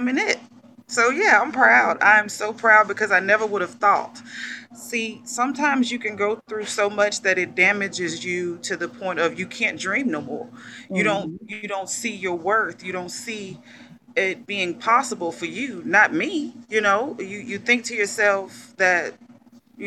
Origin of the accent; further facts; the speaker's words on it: McComb, Mississippi, United States; from Macomb, Mississippi.